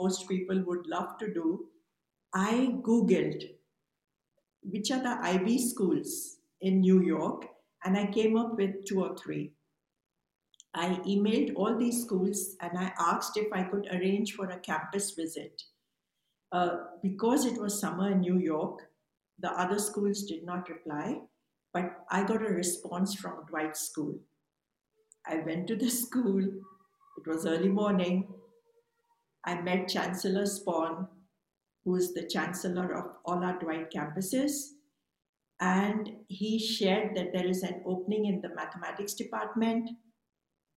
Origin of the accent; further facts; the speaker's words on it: India; also born or lived in Mumbai; I was born in India, and growing up, I wanted to be a scientist.